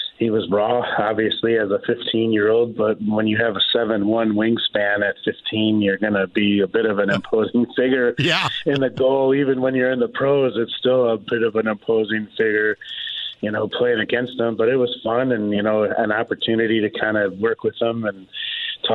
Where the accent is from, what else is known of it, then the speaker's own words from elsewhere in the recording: Cedarburg, Wisconsin, United States; growing up in southeastern Wisconsin. And he was from Racine. I was from Cedarburg